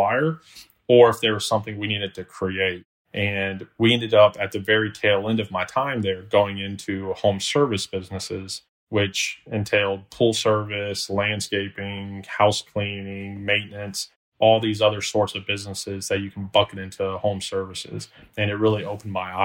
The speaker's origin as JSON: {"language": "English", "town": "Orlando", "region": "Florida", "country": "United States", "tie": "born or raised there", "also_born_or_lived": "Alabama", "said": "born and raised in Orlando, Florida"}